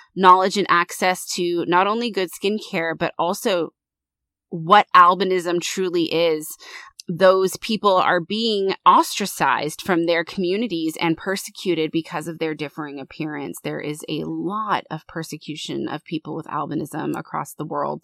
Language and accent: English; United States; I'm American